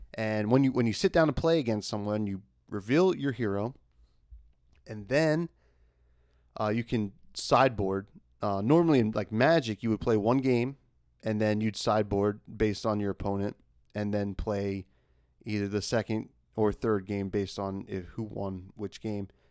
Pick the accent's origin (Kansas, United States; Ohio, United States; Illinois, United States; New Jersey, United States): New Jersey, United States; I'm from Jersey